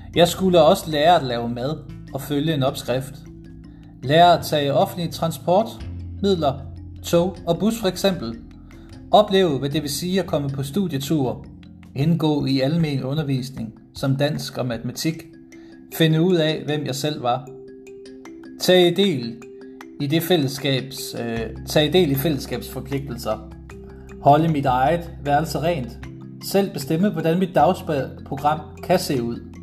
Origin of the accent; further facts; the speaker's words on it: Struer, Central Denmark Region, Denmark; født og opvokset i Struer Kommune